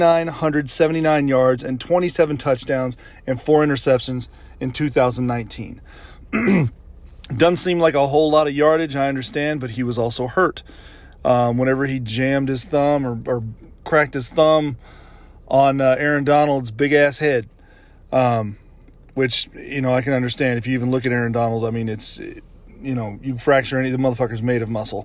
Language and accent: English; Louisiana, United States; my home state of Louisiana